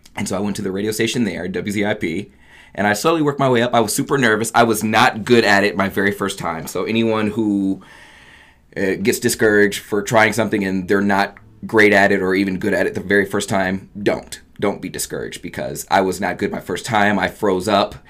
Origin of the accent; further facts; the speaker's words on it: Oberlin, Ohio, United States; moved away as an adult; also born or lived in Akron, Ohio; I'm born and raised in Oberlin, Ohio